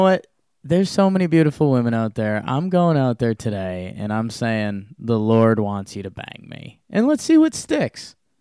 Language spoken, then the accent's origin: English; Connecticut, United States; I grew up in Connecticut